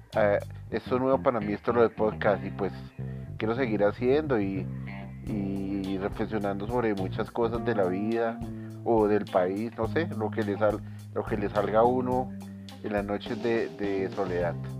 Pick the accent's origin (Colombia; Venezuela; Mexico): Colombia; somos latinos, somos colombianos